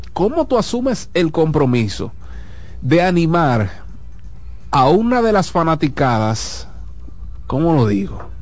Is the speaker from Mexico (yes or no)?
no; Dominican Republic; somos dominicanos